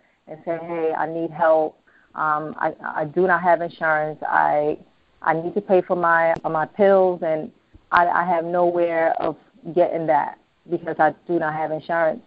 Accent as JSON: {"language": "English", "country": "United States", "tie": "born or raised there", "also_born_or_lived": "Ghana", "said": "I was born in Ghana and I was raised here"}